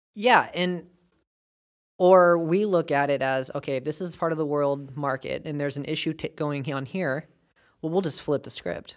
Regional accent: United States; we're American

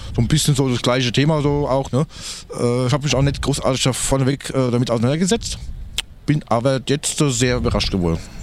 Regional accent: Frankfurt area, Hesse, Germany; Ich komme aus dem Frankfurter Bereich

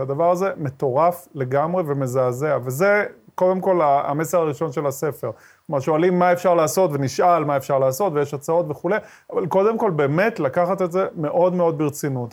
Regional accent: Ashkelon, Southern District, Israel; also born or lived in Sderot; כשאני גדלתי באשקלון, במשפחה דתית, ימנית, מזרחית

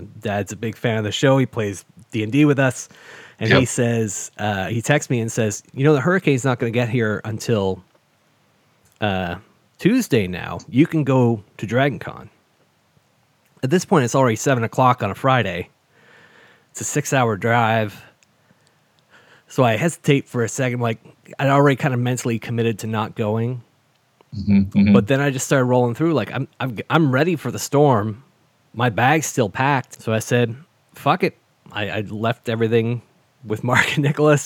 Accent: Canada; growing up as a kid in Canada

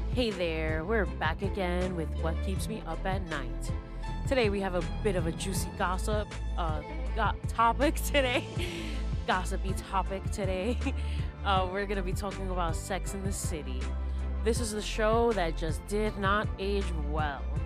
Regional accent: New York City, New York, United States; a lot of us New Yorkers were addicted to New York

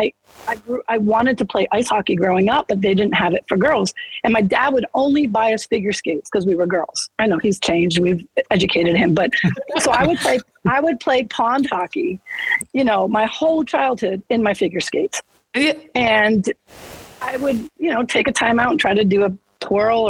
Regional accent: Massachusetts, United States; moved away; I grew up in Massachusetts

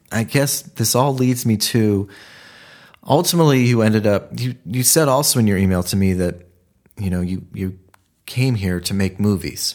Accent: Ohio, United States; moved away as an adult; now in Los Angeles, United States; I'm from Ohio

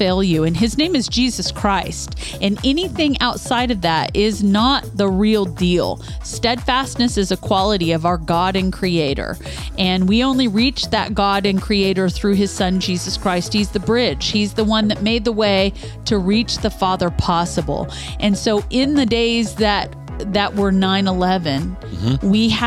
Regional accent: Midwest, United States; we grew up in the Midwest

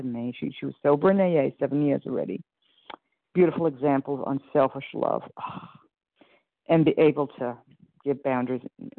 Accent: Iowa, United States; from Iowa.

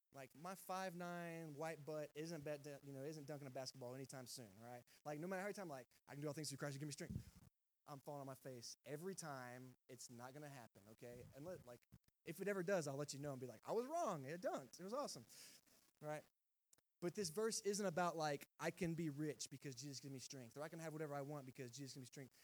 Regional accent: Texas, United States; moved away as an adult; also born or lived in Georgia; I'm from Texas

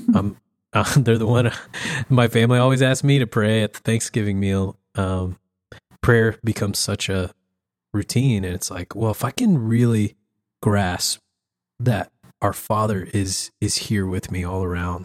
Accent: the South, United States; I grew up in the South

